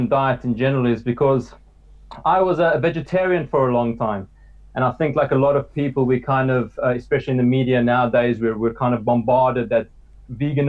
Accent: South Africa; growing up in South Africa and eating a lot of meat all my life

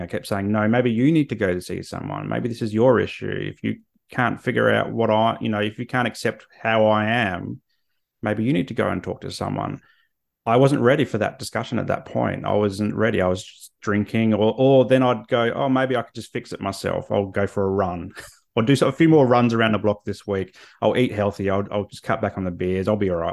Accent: Australia; I'm Australian

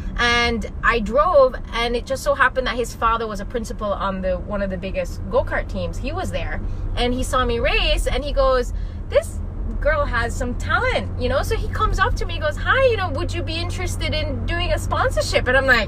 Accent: Jamaica; moved away as an adult; also born or lived in Florida; now in Naples, United States; I grew up in Jamaica

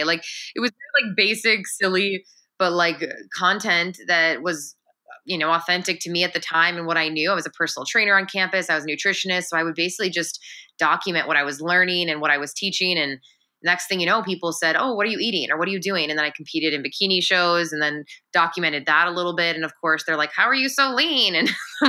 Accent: Chicago, Illinois, United States; now in Los Angeles, United States; I'm a Pisces from Chicago. I'm from the Midwest

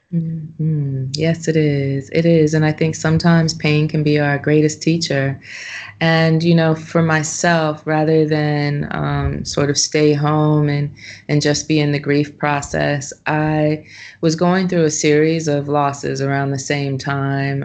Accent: Los Angeles, California, United States; now in Ubud, Indonesia; I'm from Los Angeles, California

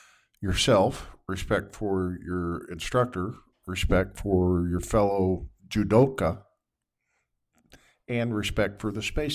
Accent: Indianapolis, Indiana, United States; I was born here in Indianapolis.

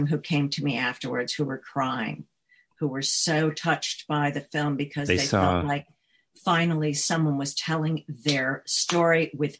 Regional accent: New York, United States; also born or lived in Chicago, United States / California, United States; Yeah, no, I'm from New York originally, Chicago, and then California, and then New York.

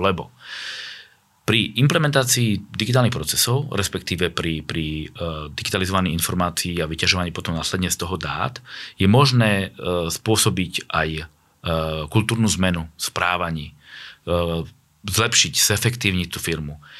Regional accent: Vranov nad Topľou, Prešov Region, Slovakia; ja som sa narodil vo Vranove nad Topľou

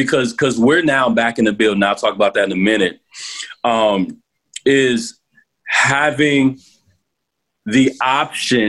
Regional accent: United States; as American pastors

